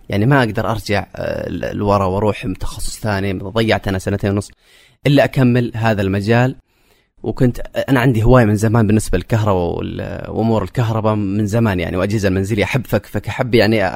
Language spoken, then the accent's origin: Arabic; Saudi Arabia; also born or lived in Jazan; now in Riyadh, Saudi Arabia; انا كشاب سعودي في المنطقه الوحيد تقريبا